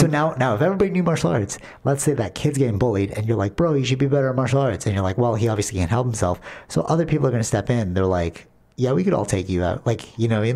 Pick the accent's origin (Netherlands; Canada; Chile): Canada; we, as Canadian